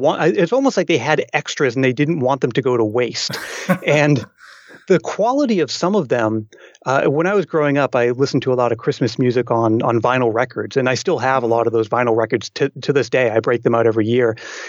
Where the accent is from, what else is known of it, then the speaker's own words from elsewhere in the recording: Massachusetts, United States; when I was growing up in Massachusetts.